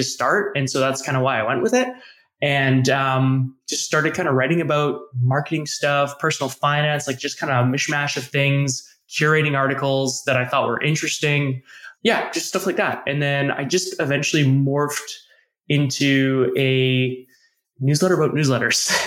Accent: Canada; accent: Canadian; I'm from Canada, hence my Canadian accent, which I cannot detect, but other people might be able

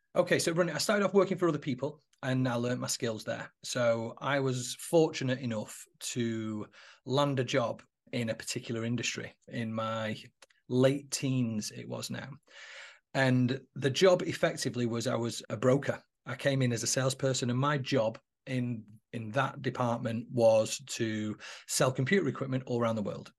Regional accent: Manchester, North West England, United Kingdom; now in Warrington, United Kingdom; I'm actually not from Warrington, I live in Warrington now, but I'm from Manchester. I was born in Mosside in Manchester in seventy-nine

